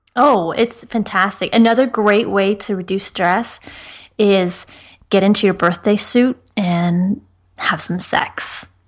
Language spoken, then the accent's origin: English; Ireland; I'm from Ireland